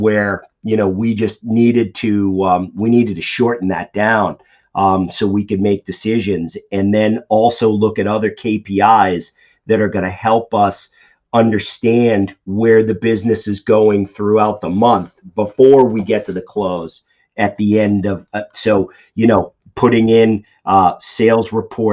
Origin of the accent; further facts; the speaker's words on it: Boston, Massachusetts, United States; if you can tell by my accent, I'm from the Boston area